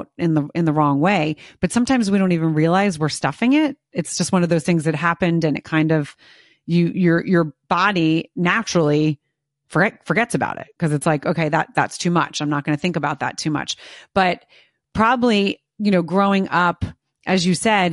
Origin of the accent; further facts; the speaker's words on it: United States; being an American